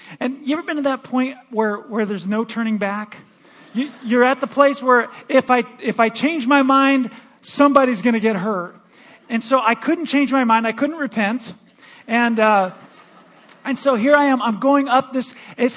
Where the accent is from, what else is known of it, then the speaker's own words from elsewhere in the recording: Michigan, United States; moved away as an adult; also born or lived in Missouri; now in Omaha, United States; My wife and I were raised, we grew up in Michigan